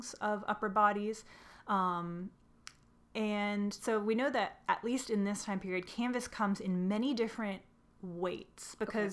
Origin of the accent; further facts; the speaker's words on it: Southern California, United States; I am from Southern California